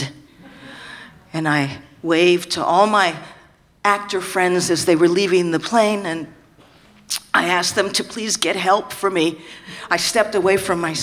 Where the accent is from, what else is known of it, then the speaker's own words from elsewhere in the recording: San Francisco, California, United States; I'm from San Francisco